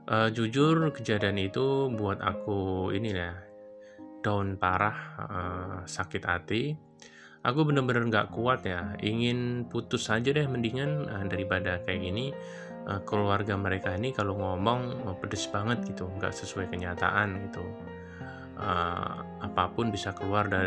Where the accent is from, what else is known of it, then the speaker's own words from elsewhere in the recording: Jakarta, Indonesia; Oh iya, aku ini asli Jakarta ya.